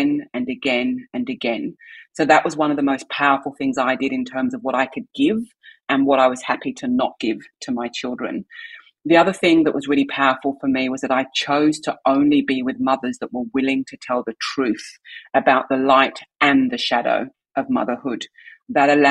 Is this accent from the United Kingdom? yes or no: yes; England, United Kingdom; moved away as an adult; also born or lived in London / Canberra; I'm from England